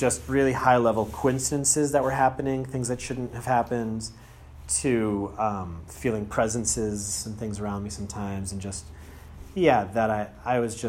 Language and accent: English; Andover, Massachusetts, United States; I'm from Andover, Massachusetts